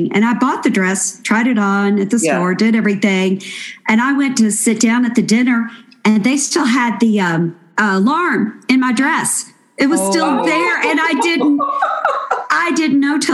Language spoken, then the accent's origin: English; Kentucky, United States; I'm from Kentucky, go to the Kentucky Derby every year